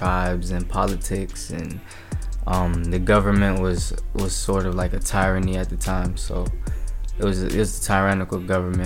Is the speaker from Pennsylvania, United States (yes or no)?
no; Arlington, Virginia, United States; also born or lived in Denver, Colorado; I was born in Arlington, Virginia. I lived here for about 3-4 years, and then we moved to Denver. So I have a little bit of Midwest influence. I stayed there for about 6 years, and we came back to Virginia